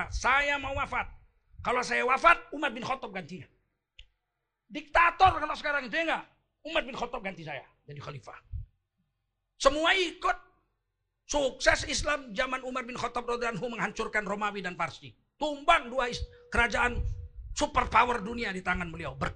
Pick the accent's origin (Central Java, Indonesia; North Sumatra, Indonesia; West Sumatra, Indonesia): North Sumatra, Indonesia; Medan; Soal gayanya saya tengkurukan yang keras begini saya orang Medan. Orang Medan kan memang begini, Bib. Kami orang Medan begini, tak senang kau.